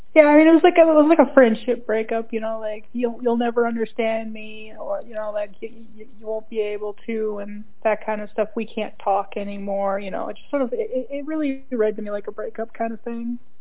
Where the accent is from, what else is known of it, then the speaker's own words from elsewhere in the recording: Minnesota, United States; moved away; I'm originally from Minnesota